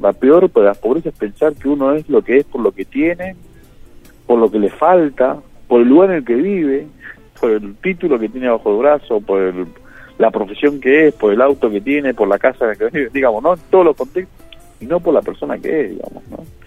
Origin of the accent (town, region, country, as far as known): Buenos Aires Province, Argentina; born or raised there; also born or lived in San Juan, Argentina